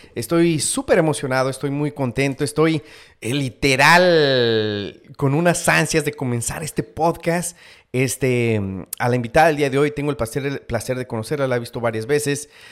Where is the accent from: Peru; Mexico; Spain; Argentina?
Mexico; now in United States; yo nazco en México